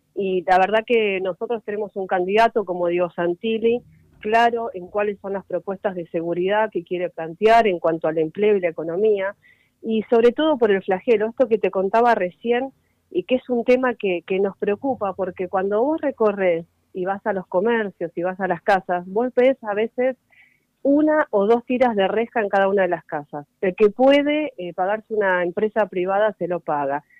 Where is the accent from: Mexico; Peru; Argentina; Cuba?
Argentina; Merlo, Buenos Aires Province; soy de Merlo, así que también lo recorro mucho